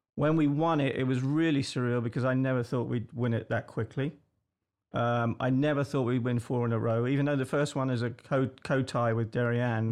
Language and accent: English; England, United Kingdom; moved away; I'm English